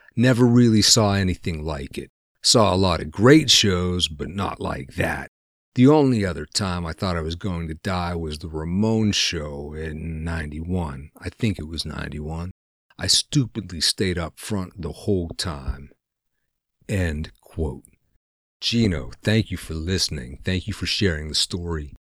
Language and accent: English; Pennsylvania, United States; We're both from Pennsylvania, which is a no bullshit area